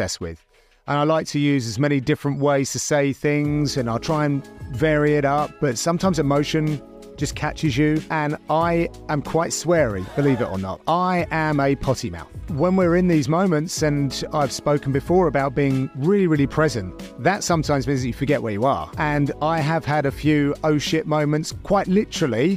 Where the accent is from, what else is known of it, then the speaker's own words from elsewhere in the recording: United Kingdom; as a Brit